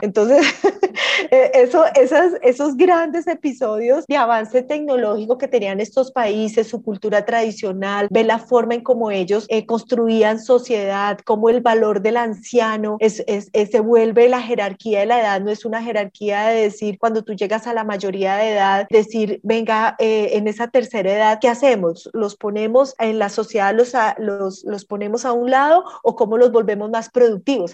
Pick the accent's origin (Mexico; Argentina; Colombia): Colombia; moved away as an adult; also born or lived in South Korea; uno decía soy colombiana